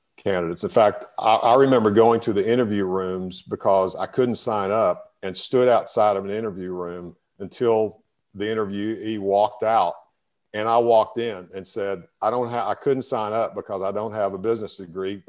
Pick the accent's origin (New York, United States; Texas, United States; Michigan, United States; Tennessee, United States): Texas, United States; Breckenridge; I grew up in, in, in, in Texas in a, in a, small town called Breckenridge